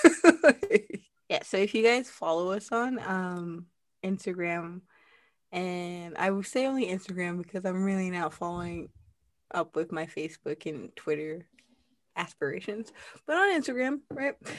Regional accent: United States; moved away; I was a little bit embarrassed to be American

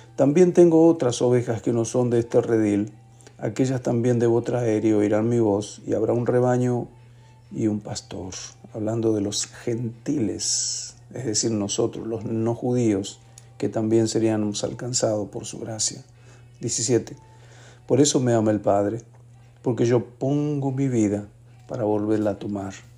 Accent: Mendoza, Argentina; En mi tierra Mendoza

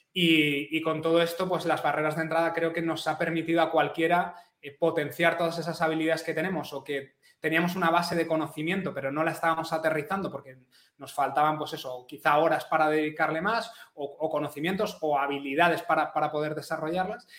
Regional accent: Madrid, Community of Madrid, Spain; now in Catalonia, Spain; soy madrileño, aunque ahora vivo en Cataluña

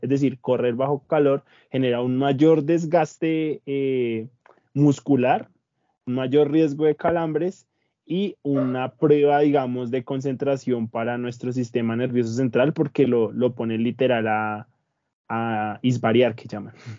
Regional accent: Colombia; nosotros como colombianos

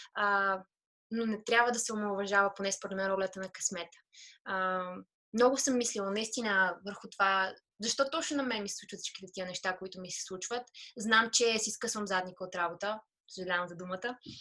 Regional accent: Veliko Tarnovo, Veliko Tarnovo Province, Bulgaria; first language Bulgarian; moved away as an adult; also born or lived in Sofia; Аз съм от Велико Търново родом.

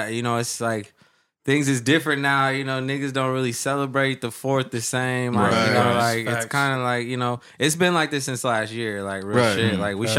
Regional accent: Anchorage, Alaska, United States; moved away; also born or lived in Central Valley, California; I'm from Anchorage, Alaska.

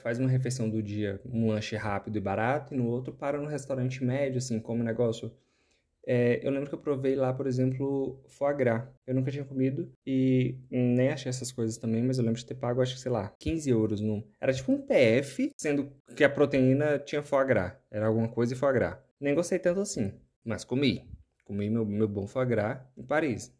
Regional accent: Brazil; sim, sou brasileiro

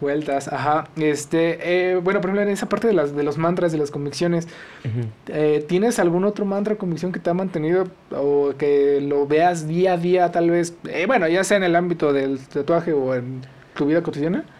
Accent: Mexico; nosotros como mexicanos

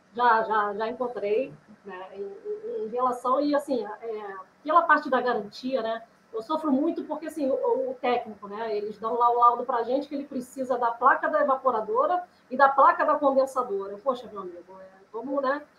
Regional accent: Rio de Janeiro, Brazil; eu sou do Rio de Janeiro

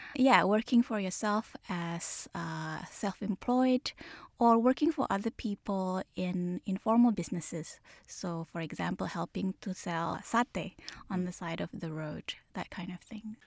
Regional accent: Jakarta, Indonesia; I grew up in Jakarta

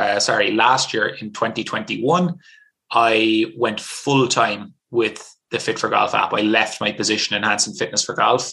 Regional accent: Ireland; played kind of all the sports that were available in Ireland growing up

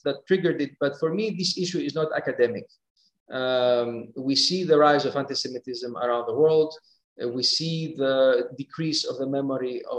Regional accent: Thessaloniki, Central Macedonia, Greece; first language Greek; English is a second language; moved away as an adult; now in Geneva, Switzerland; growing up in Thessaloniki

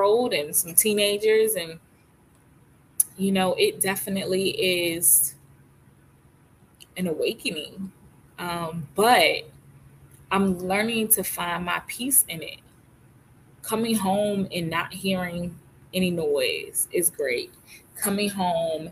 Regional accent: Virginia, United States; moved away as an adult; also born or lived in Philadelphia, Pennsylvania; now in North Carolina, United States; moved to North Carolina from Virginia, which I've lived my whole entire life, except for 5 years. I was born in Philadelphia, Pennsylvania. I was adopted at 9 months and then moved to Virginia at age of 5-ish.

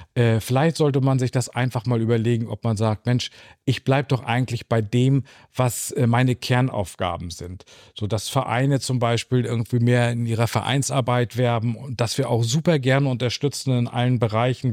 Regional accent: Lübeck, Schleswig-Holstein, Germany; dass ich gebürtiger Lübecker bin

